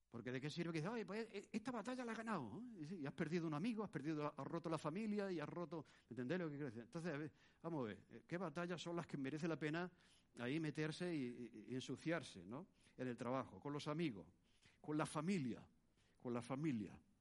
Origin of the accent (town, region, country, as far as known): Spain; born or raised there